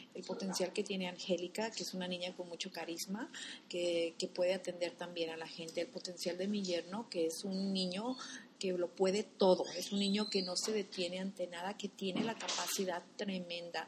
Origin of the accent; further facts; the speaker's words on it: Guadalajara, Jalisco, Mexico; also born or lived in Cuautla, Jalisco; now in United States; somos de originarios de Cuautla, Jalisco. Nos criamos en Guadalajara